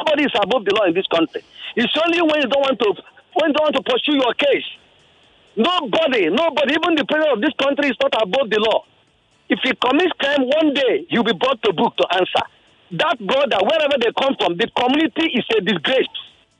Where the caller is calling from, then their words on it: Okata, Nigeria; I'm calling from Okata, sorry.